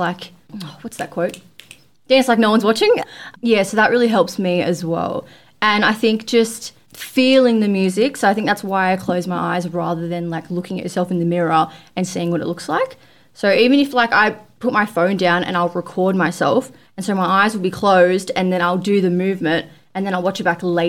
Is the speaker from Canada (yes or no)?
no; Australia; I was like from Australia